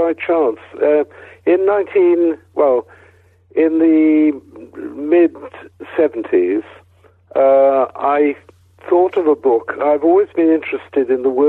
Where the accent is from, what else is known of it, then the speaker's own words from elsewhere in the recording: Wales, United Kingdom; moved away; also born or lived in Cambridge / Oxford / Cardiff / London; I come from Wales